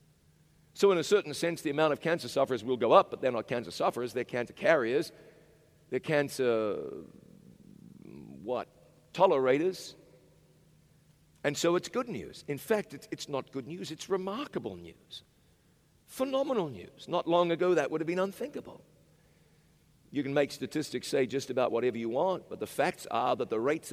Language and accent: English; Chattanooga, Tennessee, United States; In Chattanooga, Tennessee, my hometown